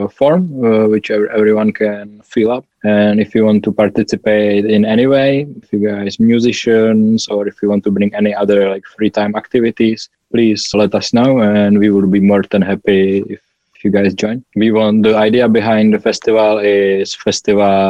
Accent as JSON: {"language": "English", "country": "Czechia", "said": "I'm from Czech Republic"}